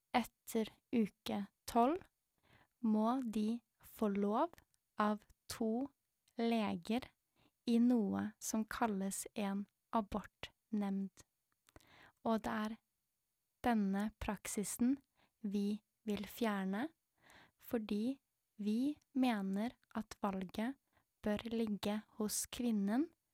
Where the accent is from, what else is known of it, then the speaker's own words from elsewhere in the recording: Norway; jeg er født i Norge